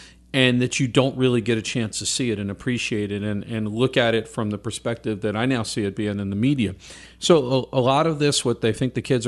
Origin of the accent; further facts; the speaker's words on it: New Orleans, Louisiana, United States; But I grew up in New Orleans.